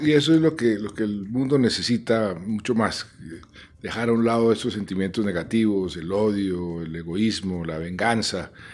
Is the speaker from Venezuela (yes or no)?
no; Colombia; yo crecí en Colombia